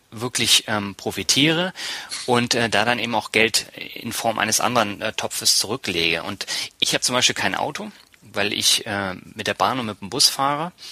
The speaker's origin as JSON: {"language": "German", "region": "Berlin", "country": "Germany", "tie": "born or raised there", "lives_now": "Lübeck, Germany", "said": "Ja, aber ich bin ja nicht in Norddeutschland groß geworden. Ich bin zwar"}